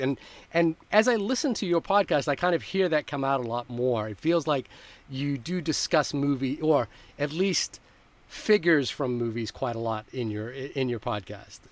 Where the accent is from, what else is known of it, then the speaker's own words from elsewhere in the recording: Fiji; moved away; I grew up in Fiji